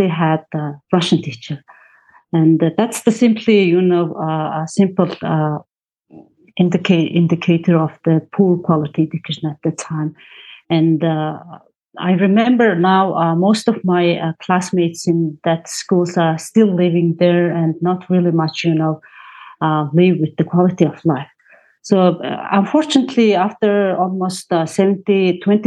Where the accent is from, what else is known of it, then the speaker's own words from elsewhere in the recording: Mongolia; I'm from Mongolia